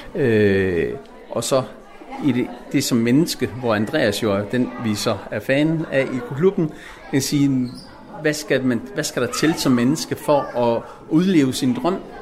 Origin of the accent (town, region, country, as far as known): Denmark